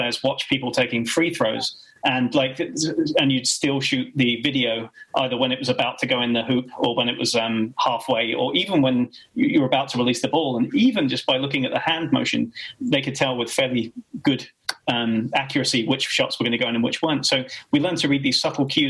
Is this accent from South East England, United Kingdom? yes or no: yes; Kent, South East England, United Kingdom; I grew up in Kent, right, 20 miles from France